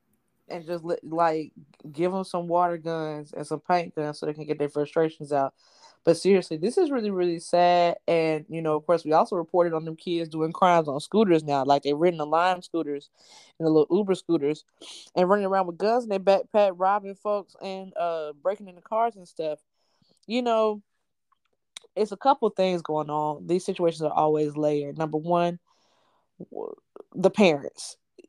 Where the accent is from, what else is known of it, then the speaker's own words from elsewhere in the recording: Atlanta, Georgia, United States; growing up in Atlanta, we had Camp Best Friends and the YMCAs and stuff.